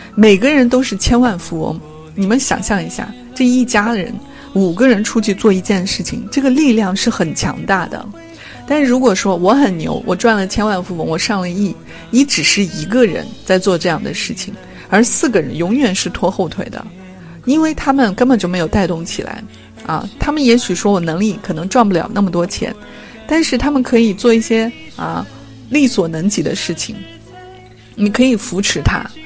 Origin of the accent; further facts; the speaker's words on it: China; 我们中国人